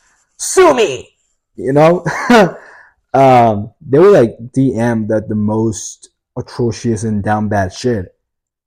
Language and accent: English; Italy; English is a second language